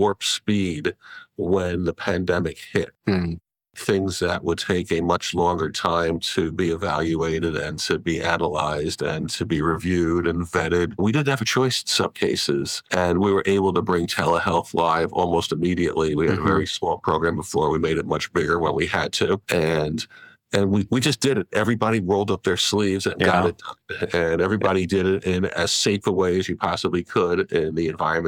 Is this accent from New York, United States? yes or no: yes; New York, United States; I'm a New Yorker